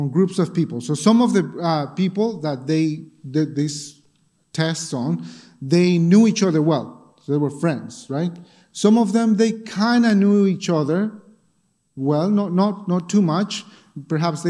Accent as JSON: {"language": "English", "country": "Bolivia", "tie": "born or raised there", "moved": "yes", "said": "when I was growing up in Bolivia"}